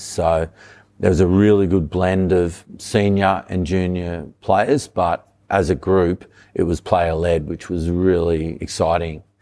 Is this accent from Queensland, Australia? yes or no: no; Sydney, New South Wales, Australia; also born or lived in Wollongong; Grew up on the northern beaches.